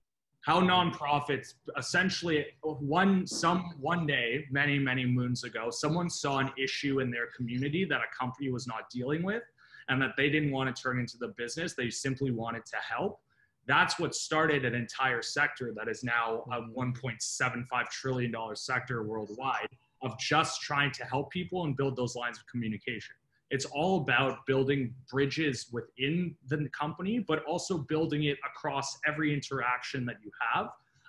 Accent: Richmond Hill, Ontario, Canada; now in Toronto, Canada; So I grew up in Northern Richmond Hill, and then I slowly worked my way down over the years. So now I'm down in King and Spadina.

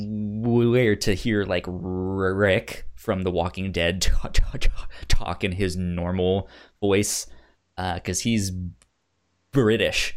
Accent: Northern Virginia, United States; also born or lived in Laredo, Texas; I grew up in Northern Virginia and it's hot and it's humid here.

